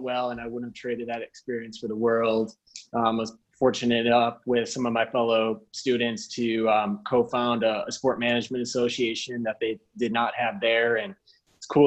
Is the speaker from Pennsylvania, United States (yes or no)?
no; Minnesota, United States; moved away; growing up in Minnesota